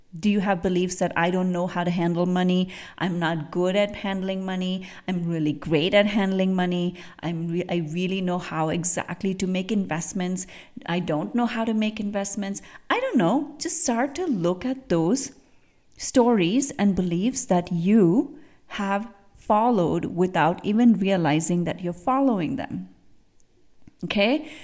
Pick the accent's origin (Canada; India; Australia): India; moved away; I grew up in India, and I grew, I grew up seeing elephants